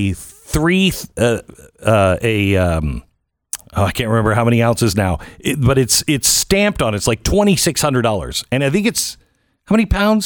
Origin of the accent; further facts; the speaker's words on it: Seattle, Washington, United States; I'm from Seattle